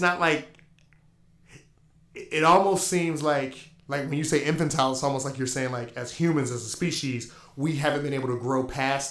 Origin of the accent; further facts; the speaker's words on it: North Carolina, United States; now in Tacoma, United States; growing up in North Carolina